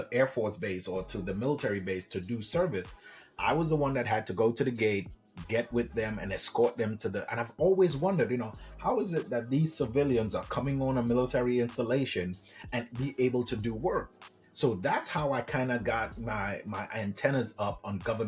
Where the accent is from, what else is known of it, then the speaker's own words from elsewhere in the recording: Trinidad & Tobago; moved away; I'm originally from Trinidad and Tobago.